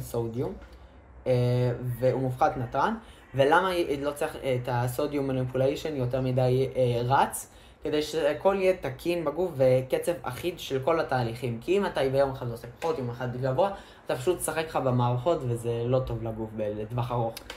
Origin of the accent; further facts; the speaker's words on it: Ashkelon, Southern District, Israel; אנחנו מאשקלון